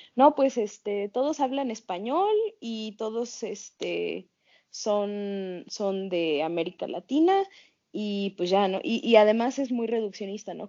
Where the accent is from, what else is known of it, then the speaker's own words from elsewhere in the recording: Mexico; also born or lived in United States; en México, bueno, sí soy mexicana